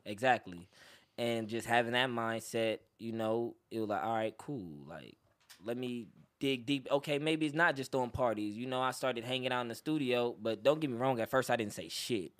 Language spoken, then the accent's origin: English; Los Angeles, California, United States; I'm originally from Los Angeles, California